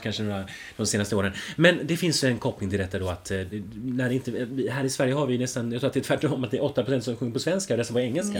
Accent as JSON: {"language": "Swedish", "country": "Finland"}